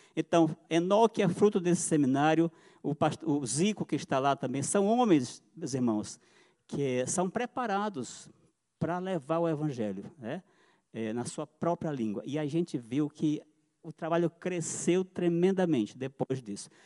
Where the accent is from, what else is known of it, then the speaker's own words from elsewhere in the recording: São Luís, Maranhão, Brazil; nós somos de São Luís do Maranhão